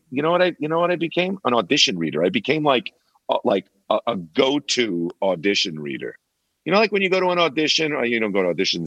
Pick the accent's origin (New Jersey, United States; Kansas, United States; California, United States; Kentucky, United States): New Jersey, United States; Where I grew up in New Jersey, there were a lot of factories, industry there